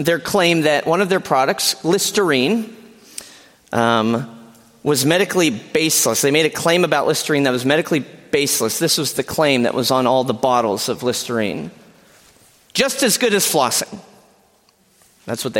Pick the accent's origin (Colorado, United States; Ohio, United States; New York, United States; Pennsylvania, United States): Pennsylvania, United States; moved away as an adult; now in Kalamazoo, United States; I am a proud PA resident, born and bred